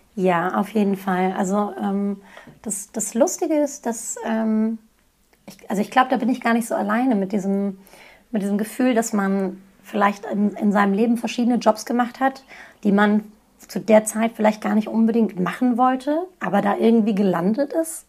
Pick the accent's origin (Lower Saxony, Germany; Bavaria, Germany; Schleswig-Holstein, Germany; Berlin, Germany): Lower Saxony, Germany; Hanover; first language Turkish; ich bin in Hannover geboren, in Hannover aufgewachsen